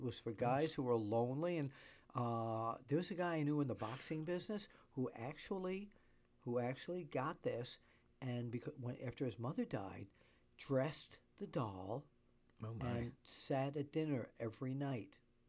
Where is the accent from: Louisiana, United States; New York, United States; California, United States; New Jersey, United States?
New York, United States; Yes, I'm a New Yorker.